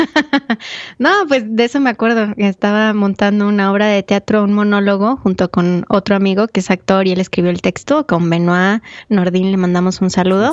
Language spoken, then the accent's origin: Spanish; Mexico; mi experiencia como de México